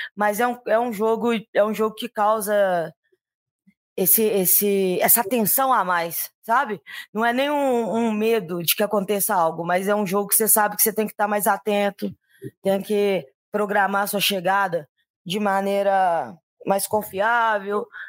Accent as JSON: {"language": "Portuguese", "region": "Minas Gerais", "country": "Brazil", "said": "continuo muito mineira, viu, Rogério? Ainda mais quando a gente conversa com carioca, a gente descobre tanto que a gente é muito mineiro"}